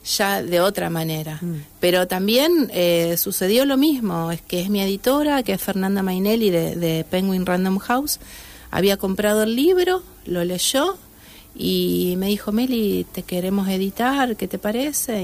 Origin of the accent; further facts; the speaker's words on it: Santa Fe, Argentina; yo nací en Santa Fe